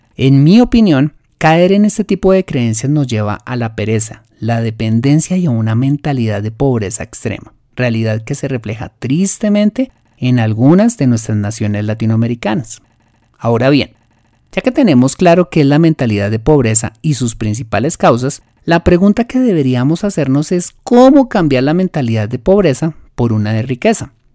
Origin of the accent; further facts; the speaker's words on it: Colombia; lo que llamamos en mi país la cultura del más vivo